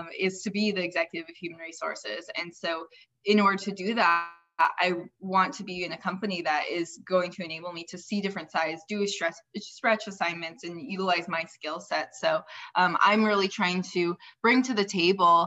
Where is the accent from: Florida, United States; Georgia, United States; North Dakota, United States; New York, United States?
North Dakota, United States; Fargo; now in Arizona, United States; I am originally from Fargo, North Dakota